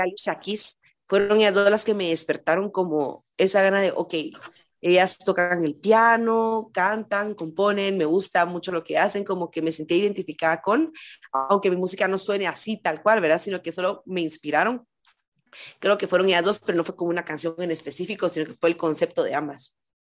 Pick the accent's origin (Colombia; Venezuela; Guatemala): Guatemala; soy de Guatemala